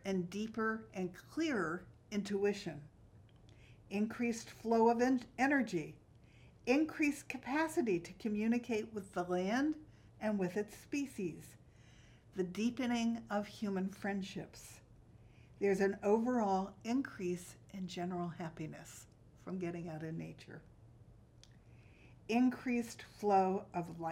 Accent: Yardley, Pennsylvania, United States; I grew up in Yardley, Pennsylvania, and I was lucky because I lived next door to a field

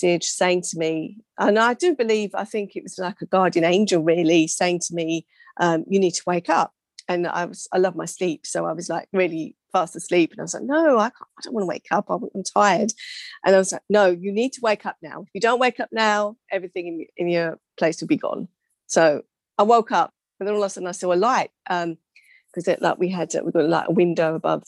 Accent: England, United Kingdom; also born or lived in London; I was born to Mauritian parents from Mauritius, immigrant. I was born in England.

